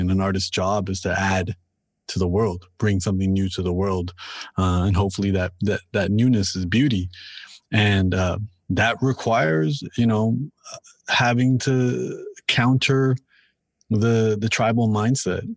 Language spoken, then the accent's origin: English; Toronto, Ontario, Canada; I'm from Toronto and I'm born and raised here